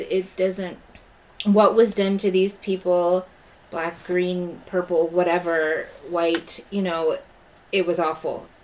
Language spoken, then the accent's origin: English; Southern California, United States; now in Kansas, United States; I grew up in California